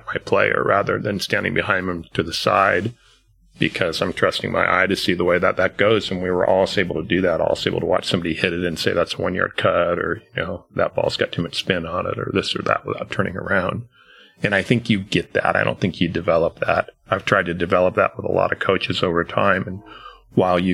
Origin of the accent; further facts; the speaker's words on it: Long Beach, California, United States; I grew up in Long Beach, California